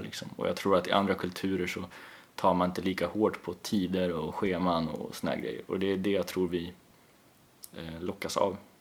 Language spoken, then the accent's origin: Swedish; Kalmar, Kalmar County, Sweden; moved away; also born or lived in Östersund / Gotland; största delen av min eh, uppväxt skedde där. Men samtidigt så eh, har jag också alltid varit eh, en liten outsider i Kalmar